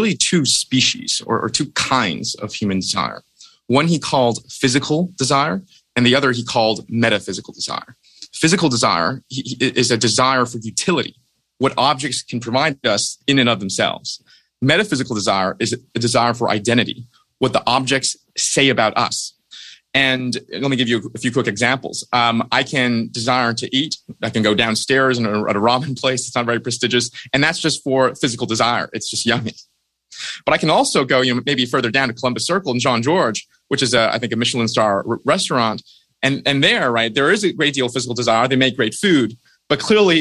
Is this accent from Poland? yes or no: no; China; moved away; I was brought up in China, where you're trained very rigorously in competitive math from a very early age.